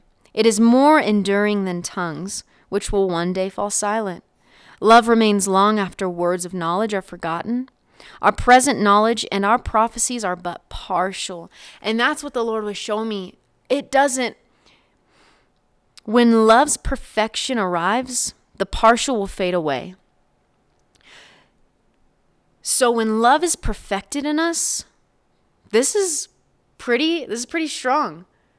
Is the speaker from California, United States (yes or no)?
no; Oklahoma, United States; I was just going to stop by the church that I grew up in there in Oklahoma.